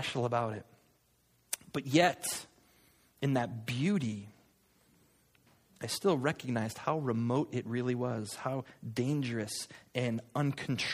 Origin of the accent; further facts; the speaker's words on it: Connecticut, United States; I'm from Connecticut. We have moo cows